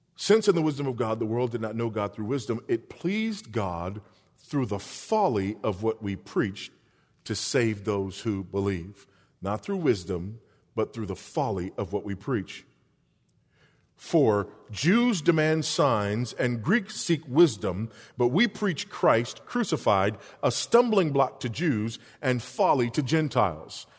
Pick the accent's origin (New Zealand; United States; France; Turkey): United States; Los Angeles, California; now in Texas, United States; I'm a Los Angelino by birth